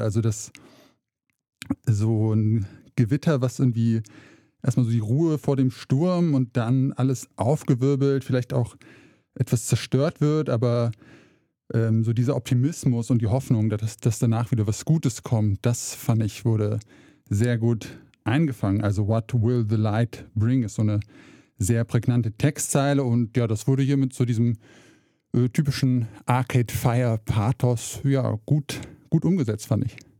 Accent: rural Hesse, Germany; born or raised there; moved away as an adult; also born or lived in Saxony

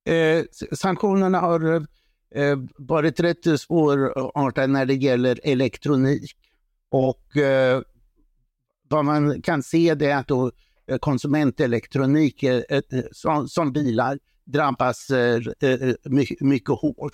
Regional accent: Sweden; Som svensk

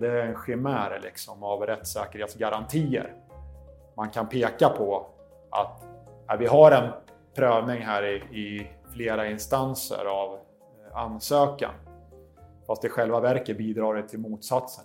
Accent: Sweden; som advokat och som svensk

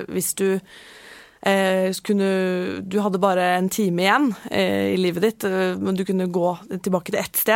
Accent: Oslo, Norway; født og oppvokst i Oslo.

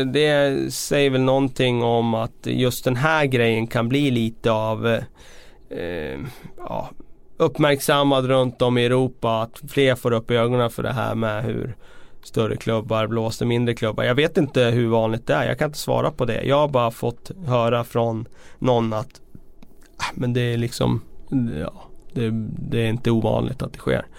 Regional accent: Västerås, Västmanland, Sweden; vi är från Sverige men jag är från Västerås

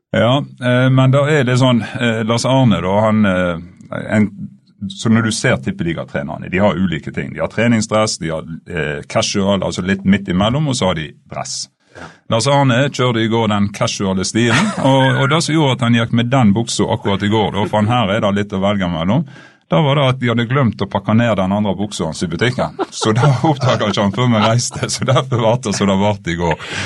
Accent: Stanghelle, Vestland, Norway; moved away; jeg er alltid fra Stanghelle

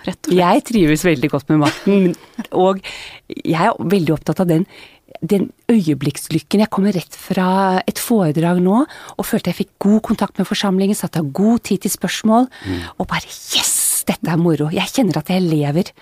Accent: Bærum, Akershus, Norway; moved away as an adult; født og oppvokst i Bærum

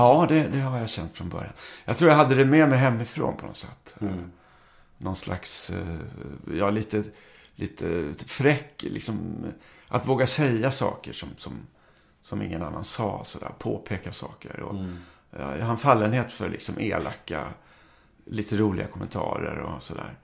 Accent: Karlskrona, Blekinge, Sweden; also born or lived in Stockholm; Jag är uppvuxen i, jag, när jag var liten så flyttade vi till Karlskrona. Jag var väl två år. Eh, jag föddes i Stockholm.

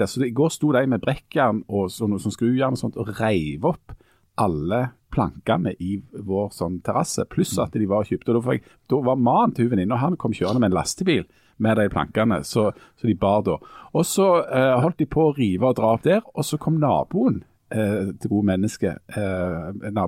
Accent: Norway

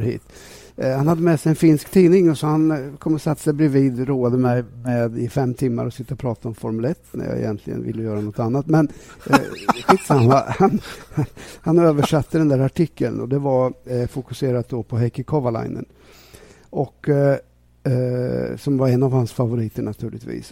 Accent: Sweden

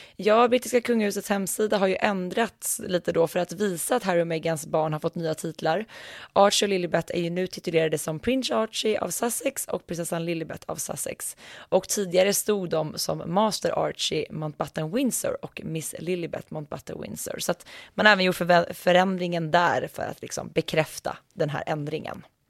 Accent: Västmanland, Sweden; Det här är ju faktiskt mina hemtrakter

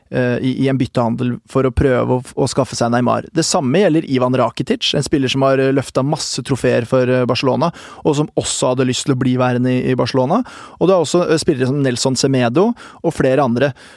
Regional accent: Norway

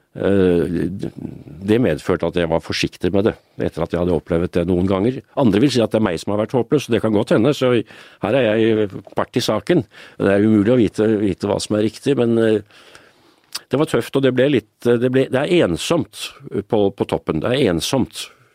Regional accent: Oslo, Norway; Da jeg vokste opp i Røa, vi bodde i en liten leilighet med to soverom

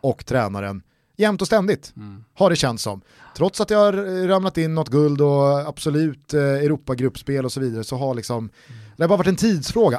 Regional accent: Stockholm, Stockholm County, Sweden; vi är väl också stockholmare i Stockholm

